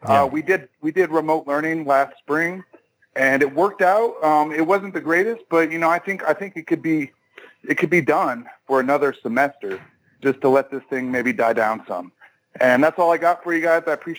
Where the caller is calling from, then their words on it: Austin, Texas, United States; I'm calling from Austin, Texas.